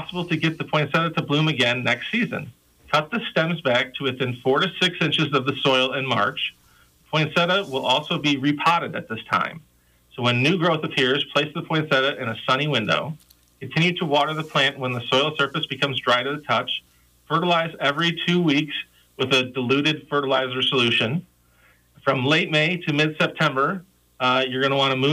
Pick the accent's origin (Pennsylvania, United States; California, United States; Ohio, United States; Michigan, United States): Michigan, United States; now in Iowa, United States; I grew up in Michigan on the coast of Lake Michigan